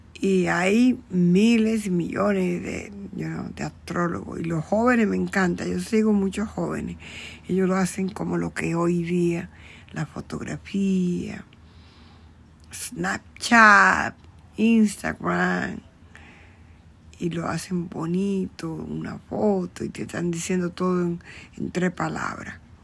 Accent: Dominican Republic; yo soy dominicana

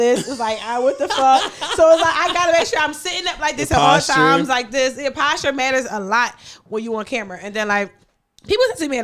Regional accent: Philadelphia, Pennsylvania, United States; I'm from North Philadelphia

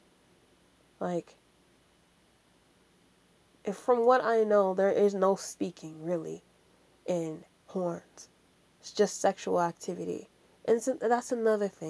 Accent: Jamaica; Yes, I'm a Jamaican

